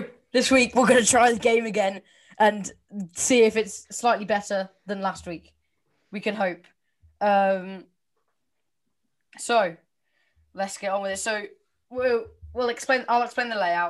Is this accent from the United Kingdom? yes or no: yes; Welsh, Wales, United Kingdom; I'm Welsh.